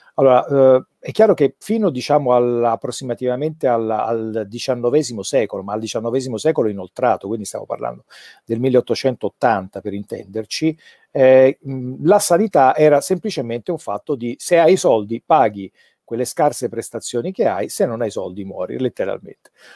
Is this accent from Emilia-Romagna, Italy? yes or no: no; Naples, Campania, Italy; sono napoletano